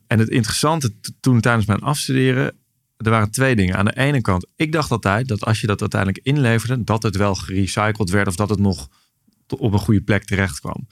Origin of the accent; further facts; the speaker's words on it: Nijmegen, Gelderland, Netherlands; also born or lived in Maastricht; voor mijn tweede zijn we verhuisd naar Nijmegen. Dus daar ben ik echt opgegroeid